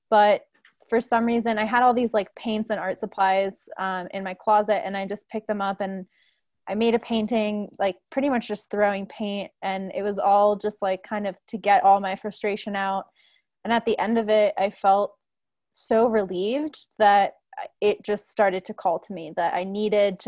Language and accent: English; Washington, District of Columbia, United States; now in Denver, United States; I grew up in Washington, D.C.